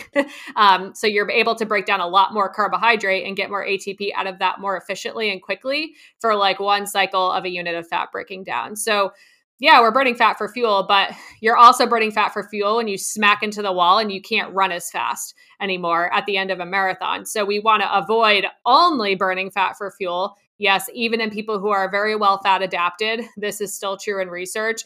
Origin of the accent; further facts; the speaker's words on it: New Jersey, United States; I grew up in New Jersey on a horse farm